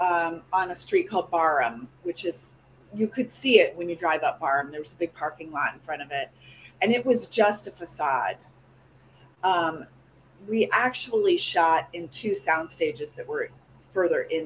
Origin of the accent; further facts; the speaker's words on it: Texas, United States; moved away as an adult; also born or lived in Austin, Texas; now in Los Angeles, United States; I'm from Texas